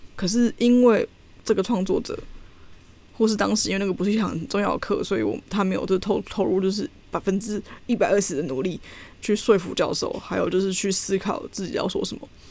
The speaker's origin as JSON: {"language": "Chinese", "country": "Taiwan", "moved": "yes", "said": "我们这两个台湾人"}